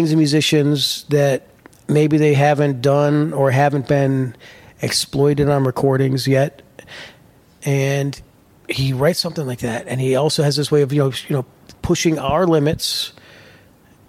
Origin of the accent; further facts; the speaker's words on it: Florida, United States; I grew up in Florida